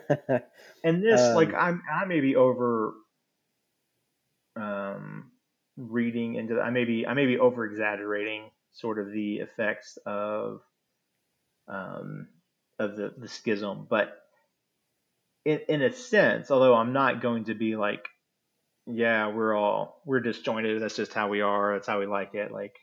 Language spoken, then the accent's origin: English; United States; As an American